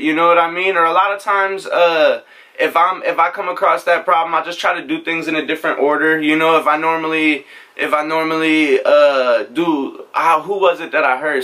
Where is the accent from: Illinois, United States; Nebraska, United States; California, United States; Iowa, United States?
Nebraska, United States; Norfolk; moved away as an adult; also born or lived in Omaha, Nebraska; now in Houston, United States; I'm from Nebraska originally. I grew up there in a town called Norfolk.